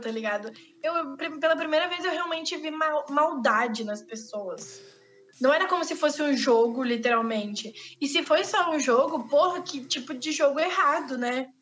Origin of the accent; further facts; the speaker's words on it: Rio Grande do Sul, Brazil; accent: gaúcho; A gente fala muito rápido e a gente fala cantado